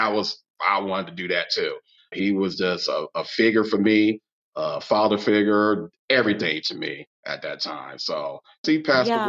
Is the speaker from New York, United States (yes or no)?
no; Long Beach, California, United States; moved away as an adult; I grew up in Long Beach